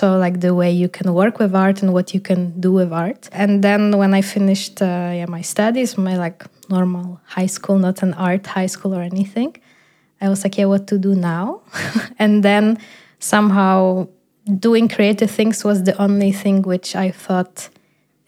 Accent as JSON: {"language": "English", "country": "Poland", "also_born_or_lived": "Netherlands", "first_language": "Polish", "second_language": "English", "moved": "as an adult", "lives_now": "Berlin, Germany", "said": "I'm moving out from Poland"}